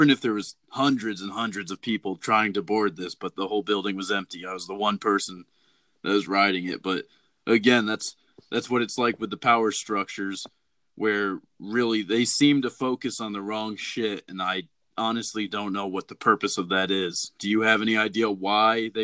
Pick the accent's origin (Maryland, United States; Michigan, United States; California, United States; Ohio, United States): Michigan, United States; Detroit; I'm from Detroit.